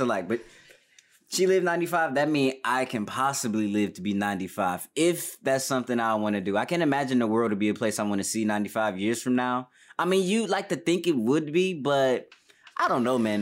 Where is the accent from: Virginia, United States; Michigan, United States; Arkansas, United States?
Michigan, United States; Detroit; moved away as an adult; now in Los Angeles, United States; I'm from Detroit, born and raised